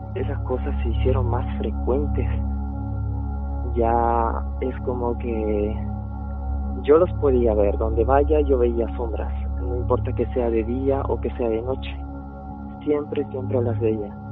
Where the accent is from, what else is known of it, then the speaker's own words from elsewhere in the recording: Chile; also born or lived in Bolivia; Yo realmente soy originario de Bolivia, pero salí con Chile. Eh, mi mamá me trajo de muy pequeño aquí.